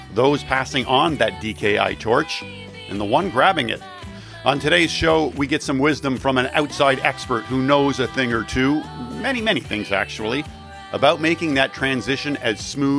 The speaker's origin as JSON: {"language": "English", "town": "Cornwall", "region": "Ontario", "country": "Canada", "tie": "born or raised there", "said": "I grew up in Cornwall, Ontario"}